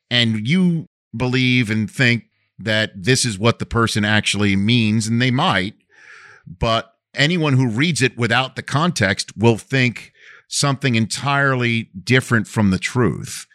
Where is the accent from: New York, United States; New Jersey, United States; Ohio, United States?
New York, United States; New York City; accent: New York; moved away; my hometown newspaper, the Staten Island Advance